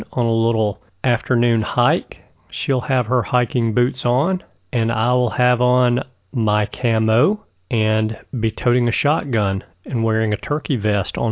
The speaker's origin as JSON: {"language": "English", "region": "Alabama", "country": "United States", "said": "my home state of Alabama"}